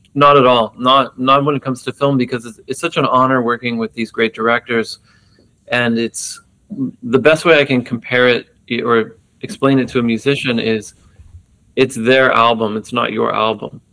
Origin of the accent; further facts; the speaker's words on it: Texas, United States; being an American growing up in Texas in the 80s